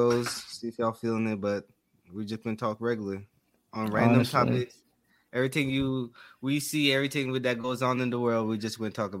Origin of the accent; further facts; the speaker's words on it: Jamaica; now in Georgia, United States; Born and raised in Jamaica, then came to Georgia.